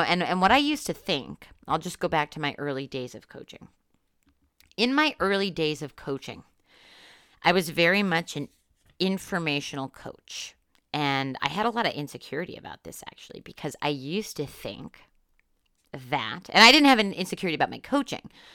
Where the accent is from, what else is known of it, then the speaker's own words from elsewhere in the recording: Northeast Pennsylvania, United States; moved away; I'm from Northeast Pennsylvania, which is very different from Western Pennsylvania.